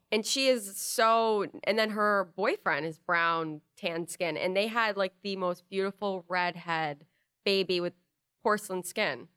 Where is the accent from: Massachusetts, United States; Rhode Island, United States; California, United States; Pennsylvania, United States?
Rhode Island, United States; growing up in Rhode Island